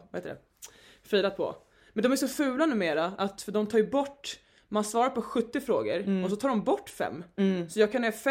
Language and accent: Swedish; Stockholm, Stockholm County, Sweden; accent: stockholmska; moved away; jag är 30, eh, precis flyttat till Stockholm igen. Jag är från Stockholm